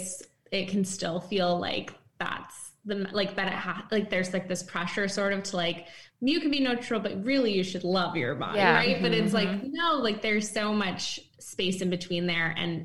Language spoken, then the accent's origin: English; East Coast, United States; moved away as an adult; now in San Francisco, United States; I'm from the East Coast, but then moved recently